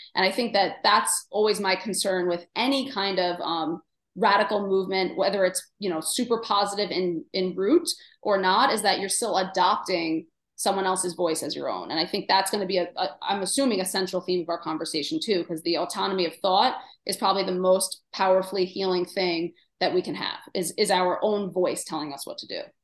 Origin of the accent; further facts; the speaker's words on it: New York City, New York, United States; I grew up in Queens